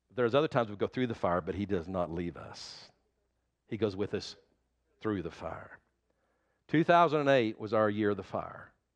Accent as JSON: {"language": "English", "region": "Oklahoma", "country": "United States", "tie": "born or raised there", "also_born_or_lived": "Texas Panhandle", "said": "I've lived in Oklahoma all my life"}